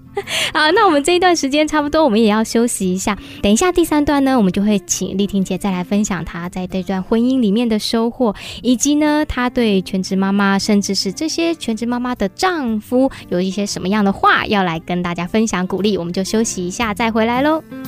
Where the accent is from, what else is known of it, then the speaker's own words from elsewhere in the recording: Hsinchu, Hsinchu City, Taiwan; 我也是新竹土生土长